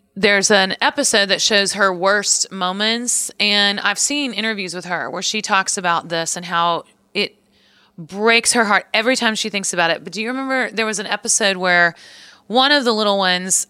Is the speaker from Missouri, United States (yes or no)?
yes; Missouri, United States; moved away; also born or lived in Nashville, Tennessee; I grew up in Missouri, so I was always like Missouri Tigers fan